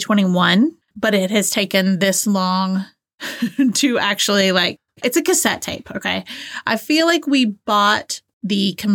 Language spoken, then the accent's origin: English; Georgia, United States; accent: Southern; like, I grew up in Northwest Georgia, just on the other side of Chattanooga, Tennessee. I feel like when I moved away, I kind of lost my Southern accent.